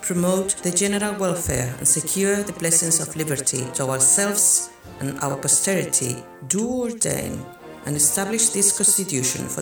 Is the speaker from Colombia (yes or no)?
yes; Colombia; Y entonces en lo que hoy es Colombia, de donde yo soy originaria